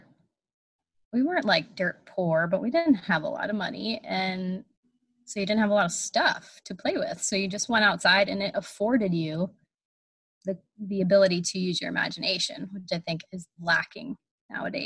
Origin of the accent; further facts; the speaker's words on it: New Brighton, Pennsylvania, United States; I grew up in a little town that I currently live in, New Brighton, Pennsylvania.